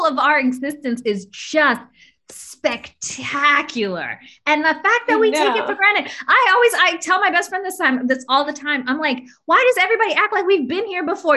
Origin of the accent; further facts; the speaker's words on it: Bay Area, California, United States; moved away as an adult; I was born in the Bay Area